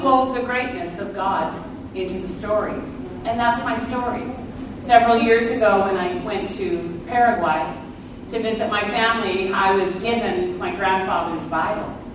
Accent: Canada; I was born in Canada

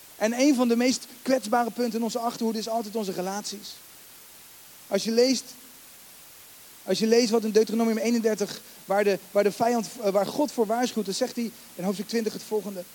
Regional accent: The Hague, South Holland, Netherlands; Ik ben geen Rotterdammer, daar ben ik ook dankbaar voor, met alle respect. Ik ben gewoon Hagenaar, ben hartstikke blij.

